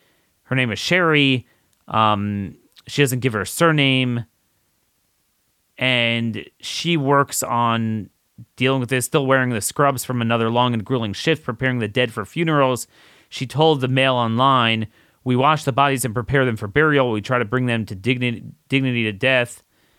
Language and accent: English; New Jersey, United States; moved away as an adult; now in Israel; I'm a mother from New Jersey. I moved to Israel 20 years ago.